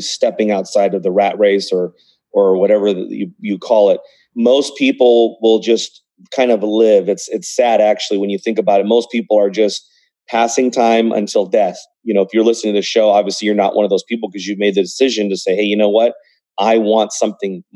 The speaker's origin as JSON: {"language": "English", "country": "United States", "tie": "born or raised there", "said": "I was born in the United States"}